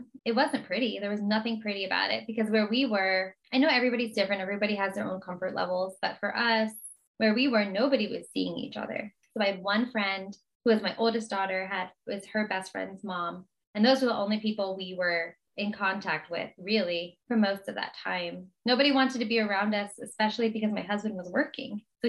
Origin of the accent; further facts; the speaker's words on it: New Jersey, United States; I'm just happy to be in California again because we're from New Jersey, but we belong in California.